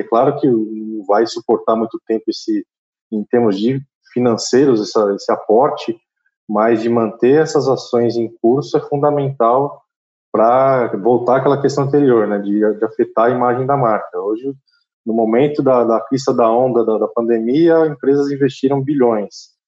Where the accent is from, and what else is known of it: Brazil